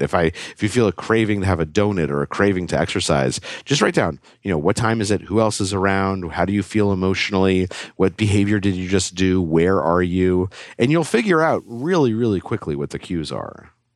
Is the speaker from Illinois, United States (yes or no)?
no; Albuquerque, New Mexico, United States; I grew up in Albuquerque, New Mexico